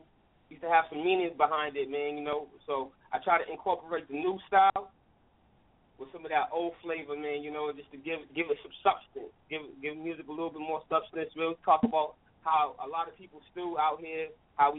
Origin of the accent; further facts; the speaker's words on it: New England, United States; I'm from New England, and I represent it with my heart